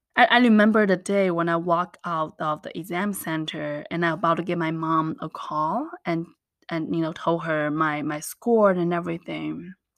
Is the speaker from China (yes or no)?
yes; China; English is a second language; moved away; I was actually born and raised in the little mountain town in China